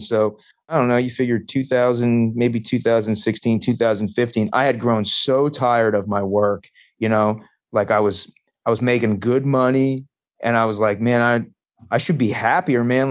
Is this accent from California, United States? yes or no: no; Long Island, New York, United States; moved away as an adult; also born or lived in Las Vegas, Nevada; now in Hanover, Pennsylvania, United States; I grew up on Long Island, uh, okay. New York. I went to uh, like I was born in Vegas actually, but uh, I went from like first grade until graduating high school on Long Island.